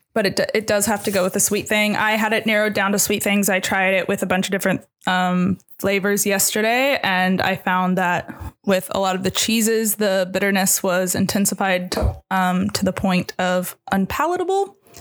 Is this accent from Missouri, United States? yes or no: yes; Missouri, United States; moved away; growing up in Missouri